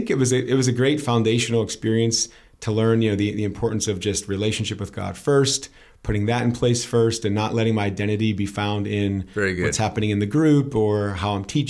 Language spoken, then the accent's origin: English; Pittsburgh, Pennsylvania, United States; now in Lancaster County, Pennsylvania, United States; I grew up in Pittsburgh, Pennsylvania.